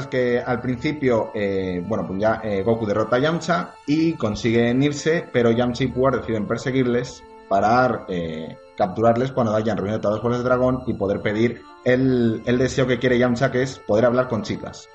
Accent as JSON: {"language": "Spanish", "country": "Spain", "said": "Aquí en España"}